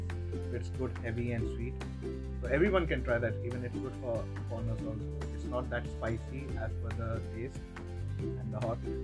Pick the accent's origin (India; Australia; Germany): India; Delhi; moved away as an adult; now in Galway, Ireland; I'm from Delhi.